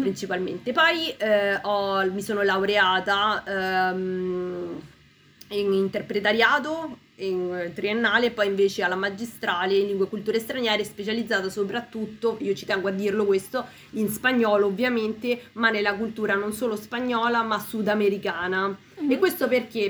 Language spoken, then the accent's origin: Italian; Peru; now in Italy; io vengo dal Perù quindi una terra lontana